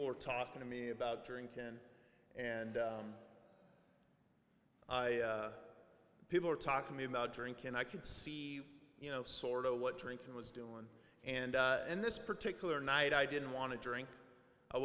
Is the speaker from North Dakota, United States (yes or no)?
no; Portland, Oregon, United States; also born or lived in Las Vegas, Nevada; I grew up in Portland. Even though I'm from Las Vegas, I grew up in Portland